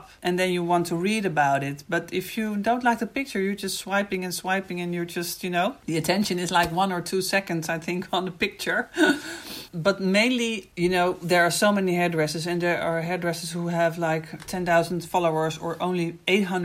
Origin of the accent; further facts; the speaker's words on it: Netherlands; I'm from the Netherlands.